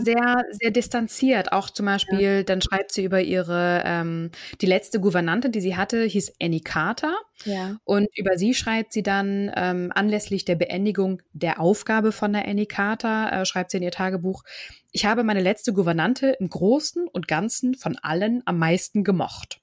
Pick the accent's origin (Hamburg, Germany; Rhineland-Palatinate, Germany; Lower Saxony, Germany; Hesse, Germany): Hamburg, Germany; Hamburg area, Germany; also born or lived in Kiel, Germany; bin ja in Kiel geboren, fühle mich aber als Hamburgerin. So bin auch im Umkreis von Hamburg aufgewachsen. Seit meinem 14. Lebensjahr wohne ich in Hamburg